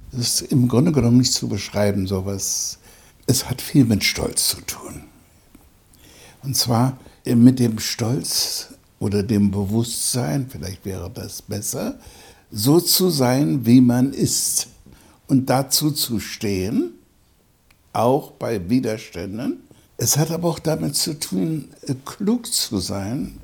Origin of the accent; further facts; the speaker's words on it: Germany; das Land meiner Mutter ist meine Heimat